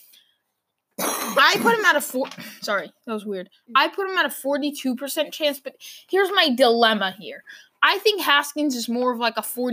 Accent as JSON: {"language": "English", "town": "Boston", "region": "Massachusetts", "country": "United States", "said": "we're from Boston."}